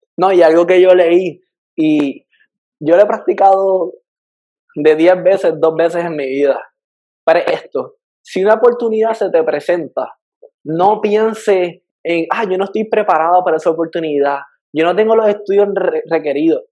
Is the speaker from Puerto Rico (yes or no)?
yes; Puerto Rico; moved away as an adult; now in Miami, United States; yo salí de Puerto Rico